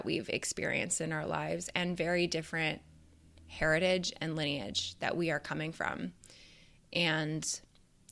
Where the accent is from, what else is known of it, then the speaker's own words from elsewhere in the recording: Canada; moved away as an adult; now in Chicago, United States; as I am from Canada originally